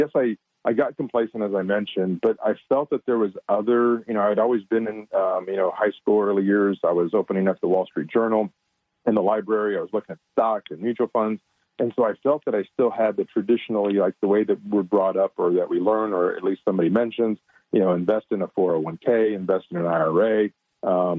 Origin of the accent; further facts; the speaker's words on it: San Antonio, Texas, United States; I'm born and raised in San Antonio, Texas, Central Texas, great area, great place, great growth.